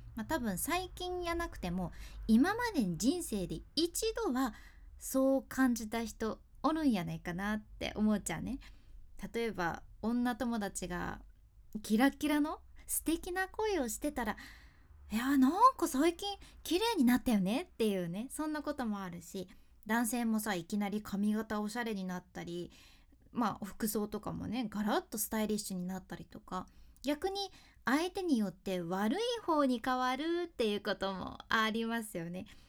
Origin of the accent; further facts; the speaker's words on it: Hakata, Fukuoka, Japan; accent: Hakata dialect; ここでなまっちゃった博多弁の